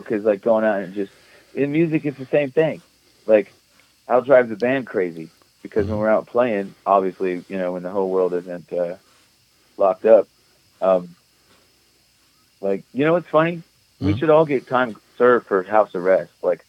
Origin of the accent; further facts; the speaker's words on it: Atlanta, Georgia, United States; moved away; also born or lived in Lithonia, Georgia; I'm from there. From the north side.